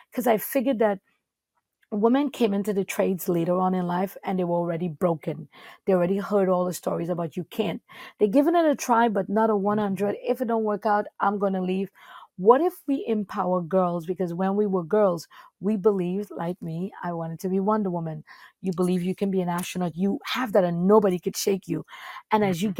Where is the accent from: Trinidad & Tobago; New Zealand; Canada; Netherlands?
Trinidad & Tobago; now in New York City, United States; where I'm from Trinidad and Tobago